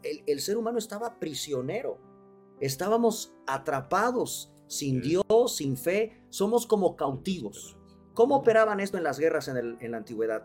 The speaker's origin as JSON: {"language": "Spanish", "country": "Mexico", "said": "los mexicanos hacemos nuestras calaveritas a manera poética y de rimas"}